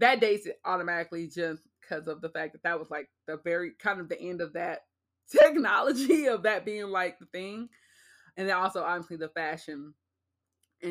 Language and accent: English; Los Angeles, California, United States; I'm from Los Angeles